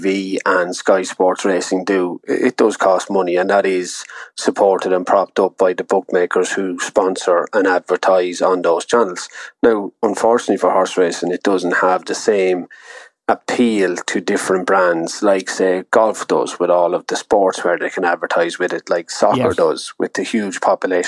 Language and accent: English; Ireland; being Irish